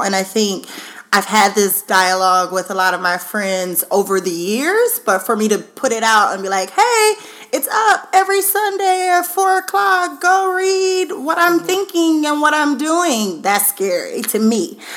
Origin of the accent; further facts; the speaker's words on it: Baton Rouge, Louisiana, United States; also born or lived in Austin, Texas / Dallas, Texas; now in Seattle, United States; I am originally from Baton Rouge, Louisiana